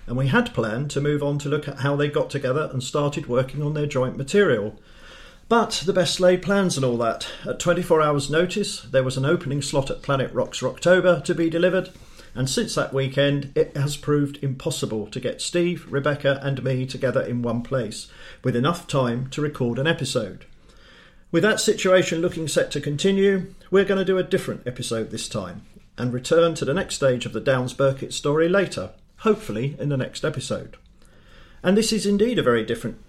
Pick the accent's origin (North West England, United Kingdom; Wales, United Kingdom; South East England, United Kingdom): South East England, United Kingdom; Dartford; moved away as an adult; also born or lived in Lincolnshire / Leeds / Cambridge / London; I was born in Dartford, Kent. Glorious Dartford